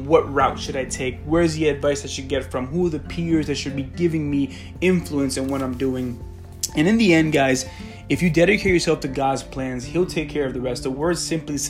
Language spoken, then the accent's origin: English; Colombia; moved away; back in my home country